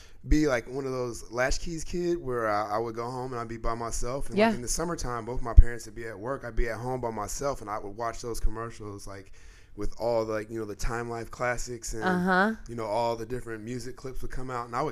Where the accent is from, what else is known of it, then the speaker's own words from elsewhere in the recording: Indianapolis, Indiana, United States; also born or lived in New York; I'm from Indianapolis, born and raised, like not even 10 minutes away from here